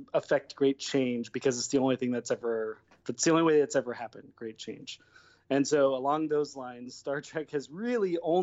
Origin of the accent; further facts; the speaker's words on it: Fairfield, California, United States; moved away as an adult; now in Los Angeles, United States; I'm from Northern California. I'm from Fairfield, and I've been in LA for 16 years now.